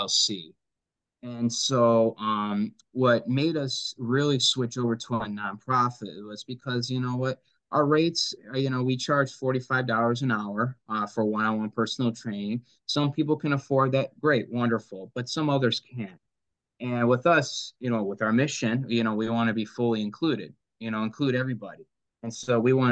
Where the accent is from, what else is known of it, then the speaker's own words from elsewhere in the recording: Livonia, Michigan, United States; I grew up in Livonia, so I'm very familiar with the area